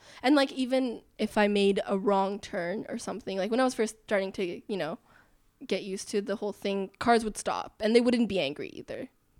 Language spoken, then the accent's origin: English; Netherlands; Like growing up in the Netherlands, that's just something you learn.